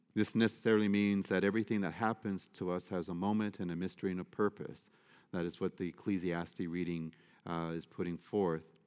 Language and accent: English; Detroit, Michigan, United States; I should never have been growing up in Detroit